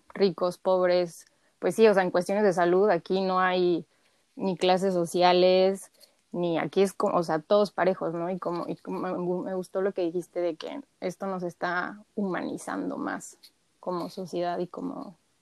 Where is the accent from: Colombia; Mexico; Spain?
Mexico; como mexicanos somos muy apapachadores